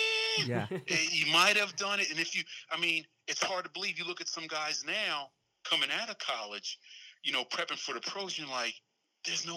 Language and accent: English; Philadelphia, Pennsylvania, United States; I'm from Philly